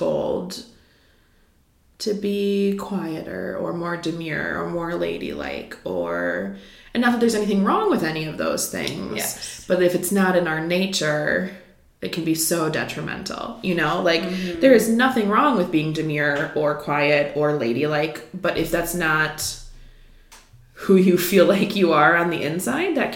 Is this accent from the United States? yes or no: yes; Midwest, United States; I'm from the Midwest